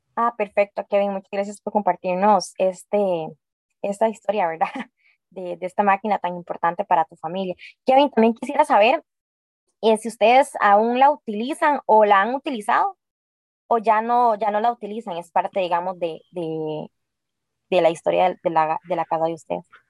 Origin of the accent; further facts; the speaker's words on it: Costa Rica; nuestra linda Costa Rica